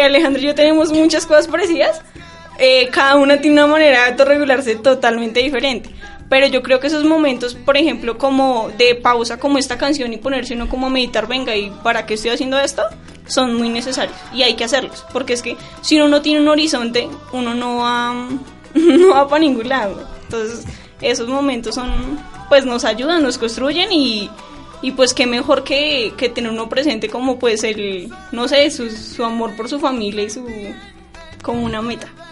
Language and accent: Spanish; Bogotá, Colombia; moved away; also born or lived in Garagoa, Boyacá; yo soy de Bogotá, pero mi familia es de Garagua, Boyacá y yo, nosotros vivíamos acá, pero nos fuimos allá